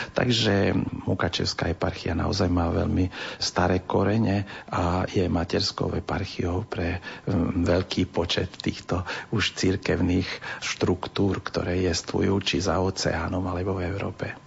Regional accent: Transcarpathia, Zakarpattia Oblast, Ukraine; U nás na našom území, my sme jediné územie z Ukrajiny

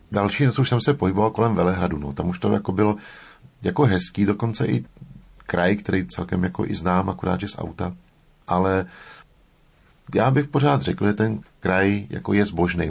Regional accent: Prague, Czechia; jsem se narodil v Praze

